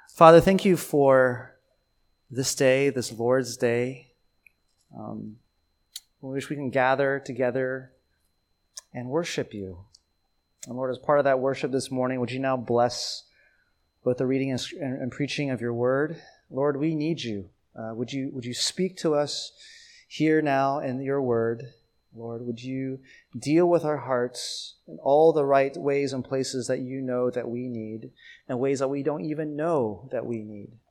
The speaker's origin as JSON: {"language": "English", "town": "Atlanta", "region": "Georgia", "country": "United States", "tie": "born or raised there", "also_born_or_lived": "Taiwan", "moved": "as an adult", "lives_now": "New York City, United States", "said": "growing up in Atlanta"}